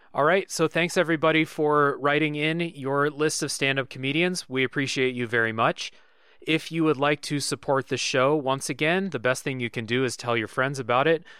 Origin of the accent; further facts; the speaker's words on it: United States; I'm an American